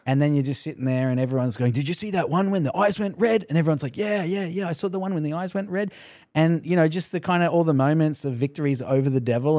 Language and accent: English; Australia; moved away; also born or lived in Canada; I think God sent me as an Australian to Canada